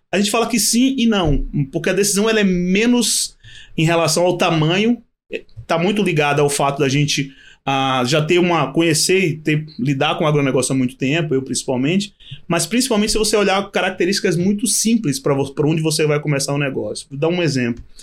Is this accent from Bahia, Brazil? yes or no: yes; Bahia, Brazil; Eu sou baiano